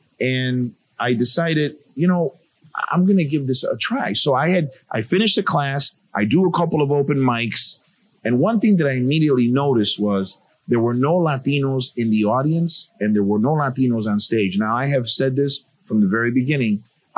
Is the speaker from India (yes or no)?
no; Chicago, Illinois, United States; The Wrigley, Halsted and Roscoe area, and then moved to Logan Square. So I'm Puerto Rican, born and raised in Chicago. But again, Logan Square is my current neighborhood.